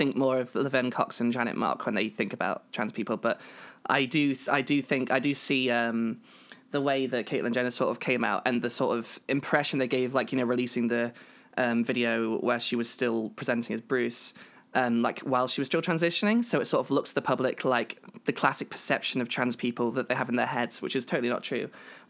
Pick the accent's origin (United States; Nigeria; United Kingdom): United Kingdom; I am British.